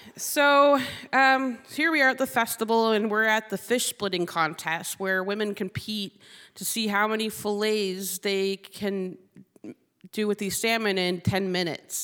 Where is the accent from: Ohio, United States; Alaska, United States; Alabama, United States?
Alaska, United States; Bristol Bay; I grew up in the Bristol Bay, which is the salmon capital of the world.